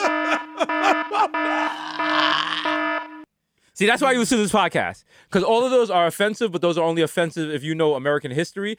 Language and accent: English; Jamaica; now in United States; I'm Jamaican